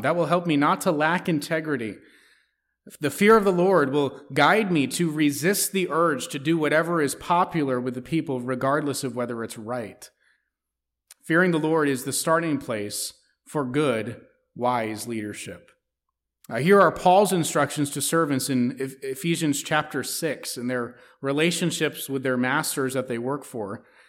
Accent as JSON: {"language": "English", "country": "United States", "said": "as American citizens"}